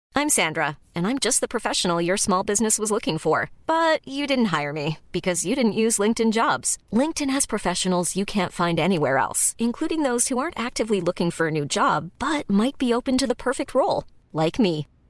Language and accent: English; England, United Kingdom; an English bloke